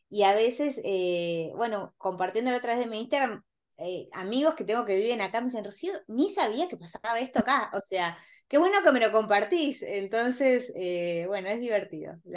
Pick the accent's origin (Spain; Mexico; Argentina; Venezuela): Argentina; mis clientes casi todos son argentinos e y mm, inversionistas y como buenos argentinos que todos sabemos todo